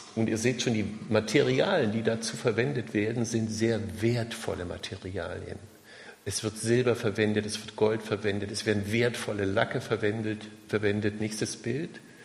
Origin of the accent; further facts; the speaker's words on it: Germany; wir gerade als, als Deutsche